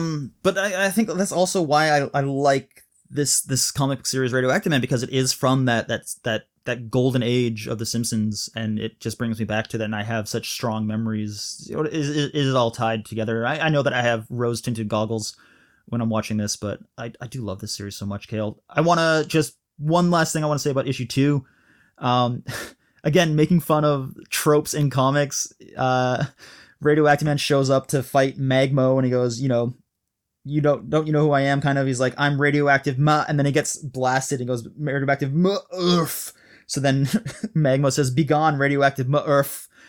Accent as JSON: {"language": "English", "country": "Malaysia", "tie": "born or raised there", "said": "because I was living overseas, I grew up in Malaysia, and we were always like a couple seasons behind."}